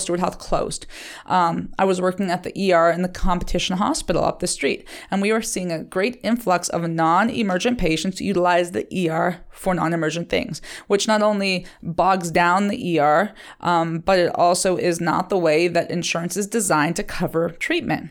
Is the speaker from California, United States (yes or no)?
no; Liberty, Ohio, United States; Liberty is my hometown